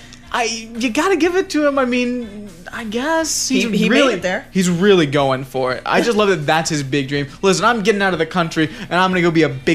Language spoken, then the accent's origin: English; Tennessee, United States; I grew up in Tennessee